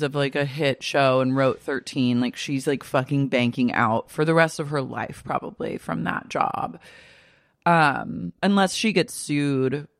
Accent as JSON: {"language": "English", "town": "Oklahoma City", "region": "Oklahoma", "country": "United States", "tie": "born or raised there", "moved": "yes", "said": "I grew up in Oklahoma City"}